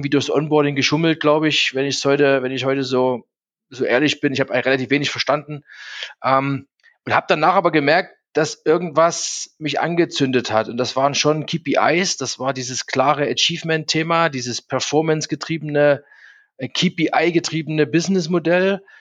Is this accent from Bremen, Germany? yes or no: no; Zwickau, Saxony, Germany; born there; now in Munich, Germany; ich bin 46, ähm, wohne jetzt in München, bin geboren in Zwickau in Sachsen.